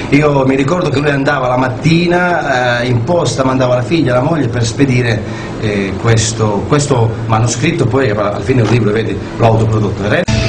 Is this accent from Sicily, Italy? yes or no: yes; Sicily, Italy; now in San Lazzaro di Savena, Italy; io sono siciliano, trapiantato felicemente eh, delicatamente ospitato da questa città a Sallazzo